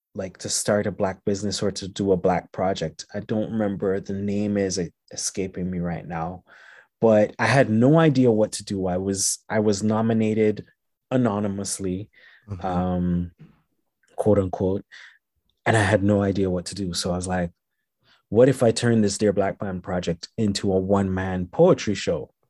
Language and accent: English; Jamaica; moved away as an adult; also born or lived in Montreal, Canada / Haiti; now in Canada; I was born in Canada. I was raised in Jamaica and Haiti.